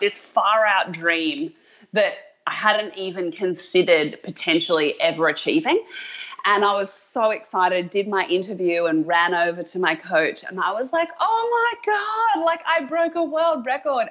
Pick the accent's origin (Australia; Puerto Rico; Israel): Australia; moved away as an adult; also born or lived in America; now in United States; as an Australian who loves an underdog